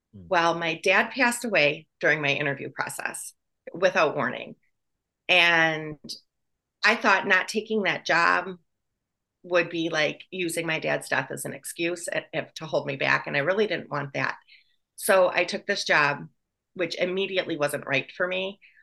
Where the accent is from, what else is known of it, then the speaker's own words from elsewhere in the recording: Wisconsin, United States; moved away as an adult; also born or lived in Chicago; I was born in Wisconsin.